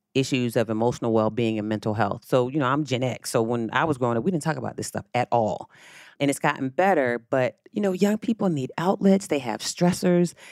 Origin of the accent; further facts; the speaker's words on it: Virginia Beach, Virginia, United States; When I was growing up, I'm from Virginia Beach, Virginia.